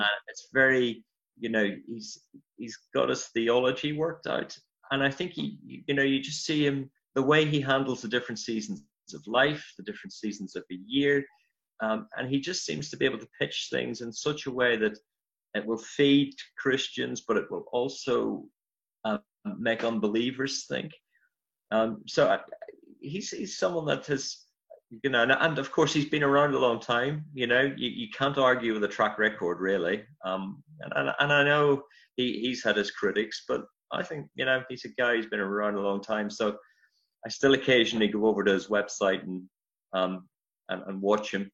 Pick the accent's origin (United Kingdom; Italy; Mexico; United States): United Kingdom; County Armagh, Northern Ireland; moved away as an adult; now in Glasgow, United Kingdom; as you probably picked up from the accent, I'm from Ireland originally, um, Northern Ireland, County Armagh.